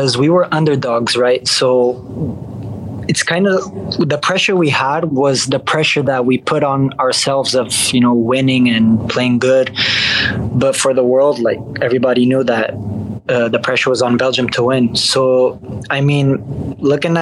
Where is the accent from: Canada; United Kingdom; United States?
Canada; I was born in Canada